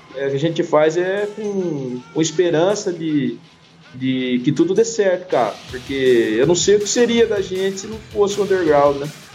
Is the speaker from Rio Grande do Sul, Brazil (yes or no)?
no; São Paulo, Brazil; Somos de São Paulo